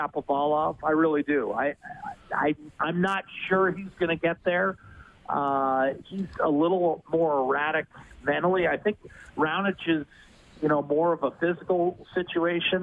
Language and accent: English; Meadville, Pennsylvania, United States; now in Edmonton, Canada; football coach at Allegheny College in my hometown, Meadville, Pennsylvania, Western Pennsylvania